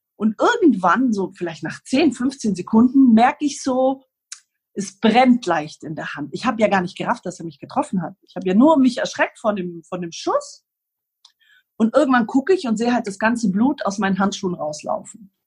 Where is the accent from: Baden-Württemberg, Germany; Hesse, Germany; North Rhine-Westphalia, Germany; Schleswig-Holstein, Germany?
Baden-Württemberg, Germany; Ulm; born or raised there; also born or lived in Lebanon; now in Greece